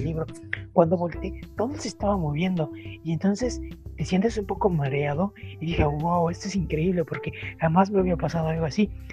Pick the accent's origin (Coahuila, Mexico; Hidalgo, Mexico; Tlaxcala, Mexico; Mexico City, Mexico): Tlaxcala, Mexico; moved away; yo crecí en, en Tlaxcala